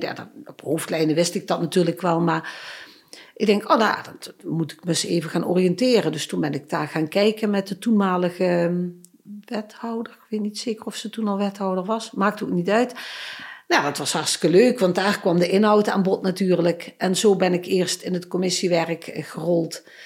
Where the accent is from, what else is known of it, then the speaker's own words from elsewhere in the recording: Stramproy, Limburg, Netherlands; moved away as an adult; ik ben geboren getogen in het Midden-Limburgse Stramprooi, maar ik woon al best wel lang in eh, Noord-Limburg